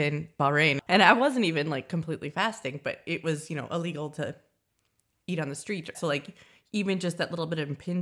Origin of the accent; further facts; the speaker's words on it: United States; as an American